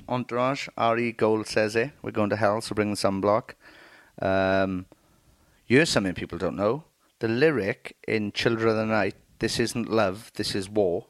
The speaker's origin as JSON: {"language": "English", "town": "Merthyr Tydfil", "region": "Wales", "country": "United Kingdom", "said": "I'm from Merthyr Tydfil"}